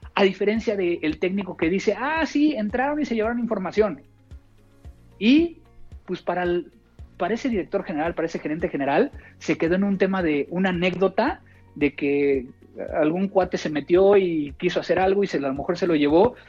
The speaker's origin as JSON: {"language": "Spanish", "country": "Mexico", "said": "no como comida mexicana fuera de mi país porque no sabe igual"}